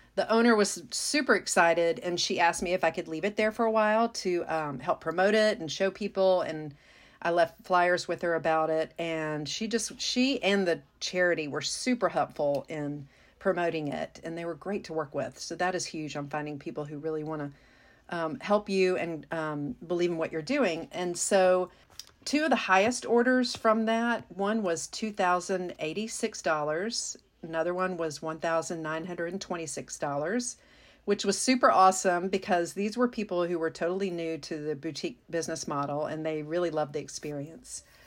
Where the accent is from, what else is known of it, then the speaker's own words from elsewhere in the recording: Mississippi, United States; moved away; my home state of Mississippi